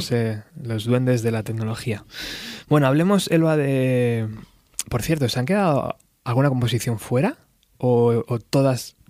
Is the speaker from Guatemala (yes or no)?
no; Spain; also born or lived in Extremadura / Madrid; yo soy medio extremeño, medio madrileño